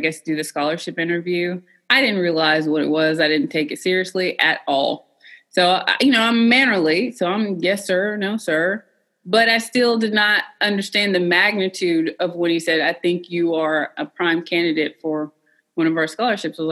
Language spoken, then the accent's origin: English; Cookeville, Tennessee, United States; I was a country girl from Tennessee. I'm from Cookeville, Tennessee, originally. I did grow up in a household full of veterans, though